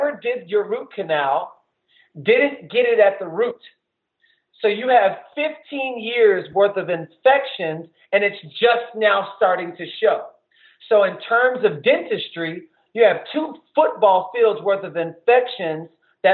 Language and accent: English; the South, United States; I grew up in the South